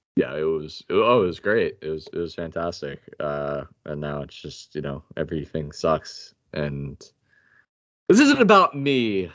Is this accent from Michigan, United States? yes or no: no; New York, United States; now in Carolina, United States; we live in Carolina. Uh, I'm from New York